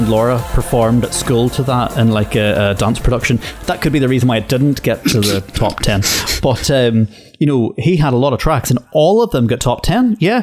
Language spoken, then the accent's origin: English; Limavady, Northern Ireland, United Kingdom; they adopt the accent, which is like people where I come from in Limavady. Some people think that I'm completely English and that I don't sound Northern Irish in the slightest.